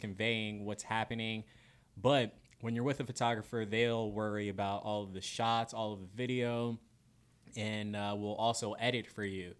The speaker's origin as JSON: {"language": "English", "region": "Florida", "country": "United States", "tie": "born or raised there", "moved": "as an adult", "lives_now": "Spokane, United States", "said": "I'm a Florida boy through and through"}